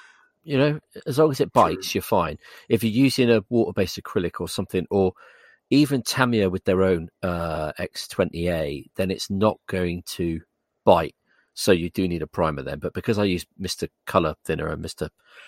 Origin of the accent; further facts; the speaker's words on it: England, United Kingdom; I'm English.